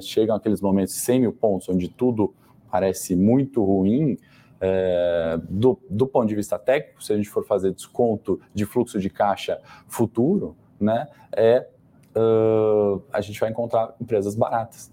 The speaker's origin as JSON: {"language": "Portuguese", "country": "Brazil", "said": "a gente, enquanto brasileiros"}